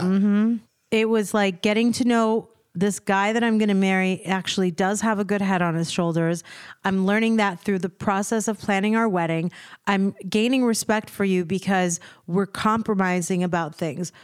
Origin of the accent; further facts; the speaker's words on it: United States; also born or lived in Virginia; I was born in America and I was raised here